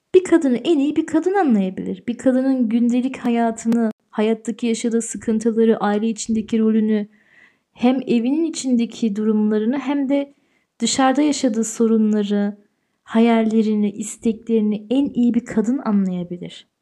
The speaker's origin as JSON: {"language": "Turkish", "region": "Tyrol", "country": "Austria", "tie": "born or raised there", "also_born_or_lived": "Turkey", "said": "burada büyüdüm ben. Türkiye'de doğdum ama burada büyüdüm."}